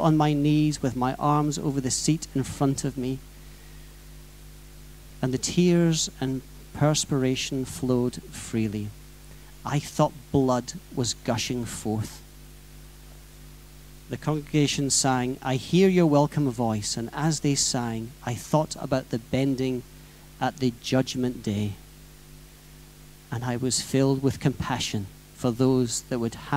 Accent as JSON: {"language": "English", "area": "near the site of the Welsh Revival", "region": "Wales", "country": "United Kingdom", "tie": "born or raised there", "said": "something that happened reasonably close to my hometown. The Welsh Revival, 1904"}